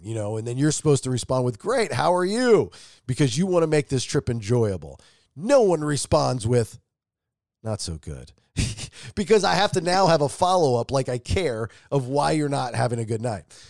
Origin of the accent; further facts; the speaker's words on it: Atlanta, Georgia, United States; I'm from Atlanta